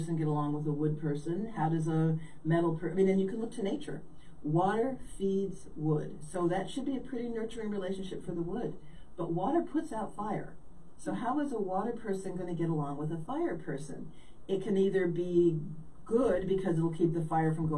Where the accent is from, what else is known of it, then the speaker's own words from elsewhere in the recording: California, United States; moved away as an adult; also born or lived in Chicago / Midwest; I grew up in California. I'm basically a California girl